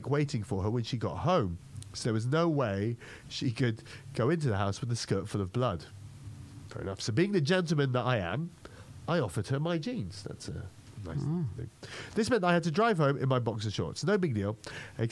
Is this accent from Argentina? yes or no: no; Malta; I grew up in Malta, which is a tiny island south of Italy